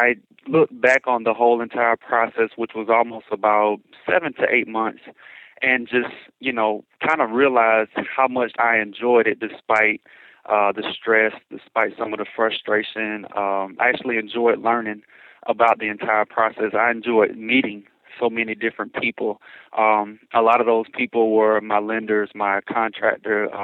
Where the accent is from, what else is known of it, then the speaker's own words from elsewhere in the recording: Atlanta, Georgia, United States; moved away as an adult; now in Chicago, United States; I'm originally from Atlanta, Georgia